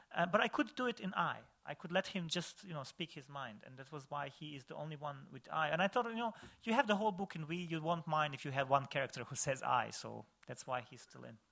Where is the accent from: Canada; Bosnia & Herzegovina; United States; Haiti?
Bosnia & Herzegovina; Višegrad, Republika Srpska; Visegrad, in my hometown